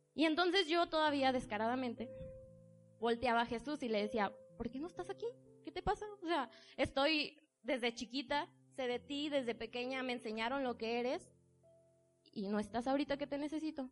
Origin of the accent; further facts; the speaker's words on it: Tijuana, Baja California, Mexico; moved away as an adult; now in Puebla, Mexico; yo tomo la decisión de venirme a vivir al estado de Puebla. Soy de Tijuana